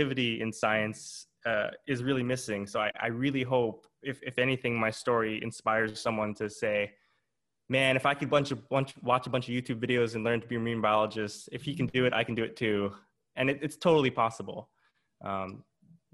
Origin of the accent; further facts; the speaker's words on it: Hawaii, United States; moved away; also born or lived in Big Island; I'm born and raised in Hawaii